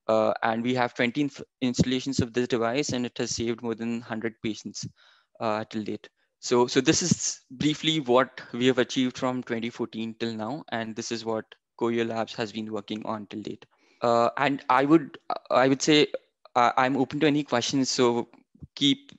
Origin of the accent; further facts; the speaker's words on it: Maharashtra, India; moved away as an adult; now in Canada; being raised in India